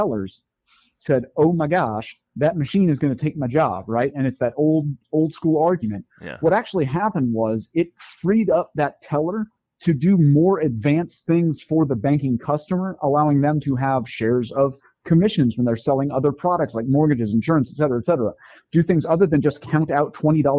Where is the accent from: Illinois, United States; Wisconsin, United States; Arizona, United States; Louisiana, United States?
Arizona, United States; I grew up in Arizona